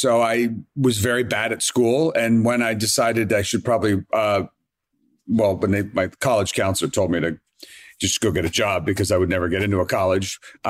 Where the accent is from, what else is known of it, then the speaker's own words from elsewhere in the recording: Queens, New York, United States; I grew up in Jamaica, Queens. My mom only made steak well done.